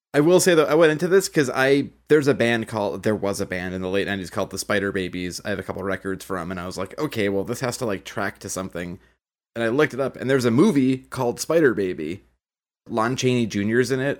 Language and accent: English; Boston, Massachusetts, United States; we are all from Boston, and we all grew up in some manner in the church